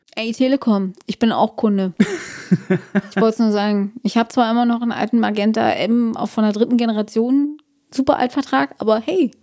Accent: Brandenburg, Germany; sind Brandenburgs Wälder, also meine Heimat

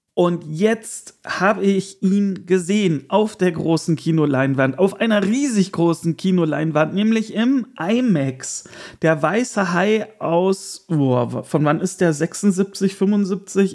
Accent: Erkelenz, North Rhine-Westphalia, Germany; moved away; In meiner Heimat war auch die Burgkirmes, das ist die äh, kleine, äh, es gibt ja immer zwei Kirmes äh, im Jahr in Erkelenz

